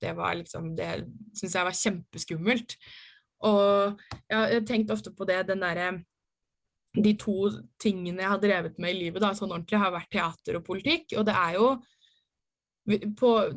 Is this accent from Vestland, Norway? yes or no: no; Ski, Akershus, Norway; moved away as an adult; now in Oslo, Norway; bodde hjemme i Ski